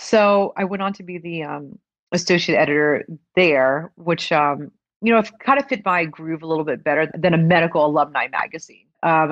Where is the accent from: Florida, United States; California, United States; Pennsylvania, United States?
Florida, United States; North Florida.